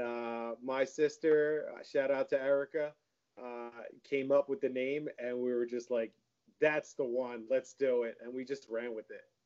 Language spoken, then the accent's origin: English; Howell, New Jersey, United States; I grew up in Howell too